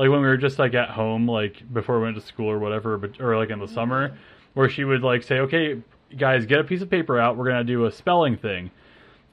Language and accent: English; Altoona, Iowa, United States; also born or lived in Cedar Rapids, Iowa; we grew up here, like, in Altoona